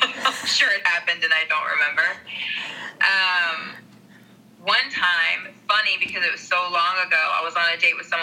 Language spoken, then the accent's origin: English; Kill Devil Hills, North Carolina, United States; also born or lived in Puerto Rico / New York / Los Angeles; now in Austin, United States; my hometown, which is like I grew up in a town called Kill Devil Hills